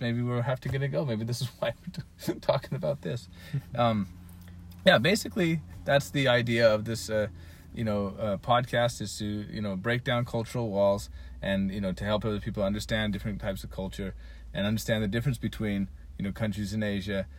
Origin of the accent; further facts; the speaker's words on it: Utah, United States; moved away as an adult; also born or lived in Hiroshima / Gifu; now in Japan; I was born in Utah United States